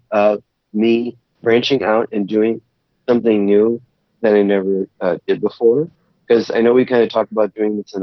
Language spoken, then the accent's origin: English; Chicago, Illinois, United States; now in Wisconsin, United States; I'm from Chicago